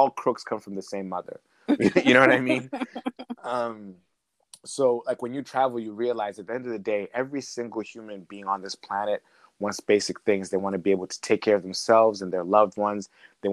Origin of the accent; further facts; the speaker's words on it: Iowa City, Iowa, United States; also born or lived in Zambia / Sweden / Ontario, Canada; now in Canada; I grew up in the Midwest. I spent my formative years in Iowa City, to be precise.